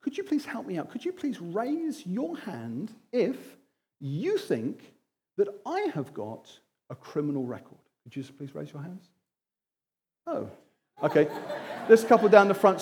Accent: Wimbledon, London, United Kingdom; I'm from Wimbledon.

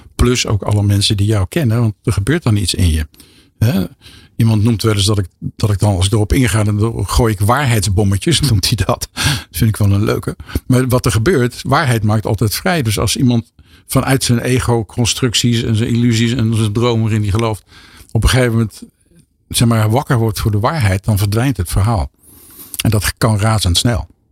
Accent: 's-Hertogenbosch, North Brabant, Netherlands; in Den Bosch, waar ik vandaan kom

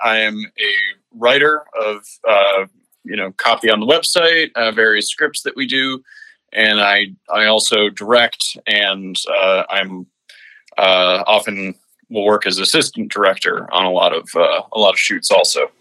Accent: Stony Brook, New York, United States; moved away as an adult; I was born at a, a place called in a place called stony brook uh, which is uh, there's a big university right there. Um, and yeah, I lived there my whole life uh, up until college.

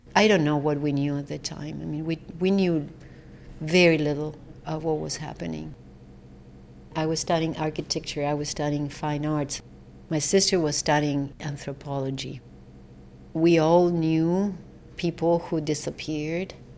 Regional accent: Buenos Aires, Argentina; born or raised there

